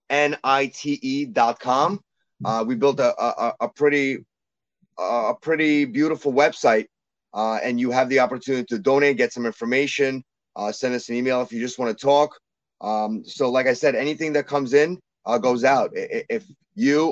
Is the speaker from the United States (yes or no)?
yes; New York City, New York, United States; moved away as an adult; also born or lived in St. Petersburg, Russia; now in Albany, United States; I grew up in Brooklyn